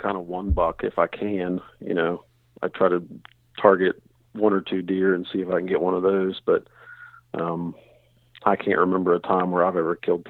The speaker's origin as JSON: {"language": "English", "region": "West Virginia", "country": "United States"}